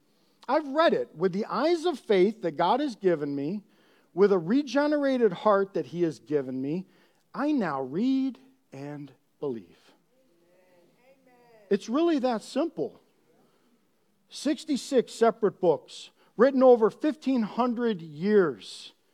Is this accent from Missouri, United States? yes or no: yes; Missouri, United States; I'm from Missouri. I don't know, what is that, the show me state?